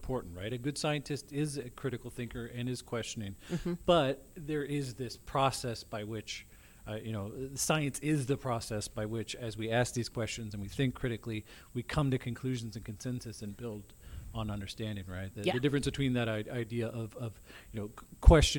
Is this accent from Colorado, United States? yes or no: no; Minnesota, United States; I grew up in Minnesota